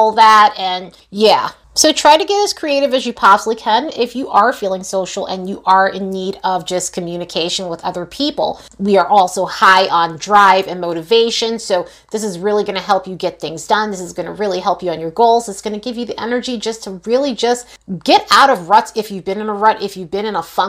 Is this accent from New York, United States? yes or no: yes; New York, United States; now in Las Vegas, United States; I am originally from New York